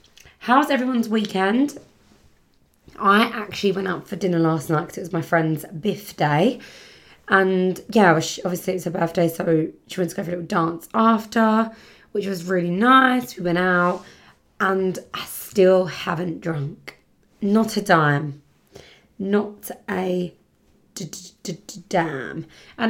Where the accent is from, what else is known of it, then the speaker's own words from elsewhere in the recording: Birmingham, West Midlands, United Kingdom; I always talk like I'm from Birmingham. I'm from Birmingham. I don't know if that's the right sort of accent, but I'm from Birmingham.